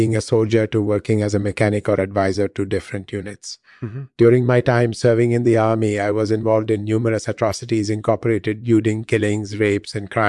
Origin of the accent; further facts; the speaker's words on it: Bosanski Skejet, Bosnia & Herzegovina; I was born in Yugoslavia in 1964. I grew up in the town of Bosanski Skejet. After high school, I studied engineering at the University of Zagreb.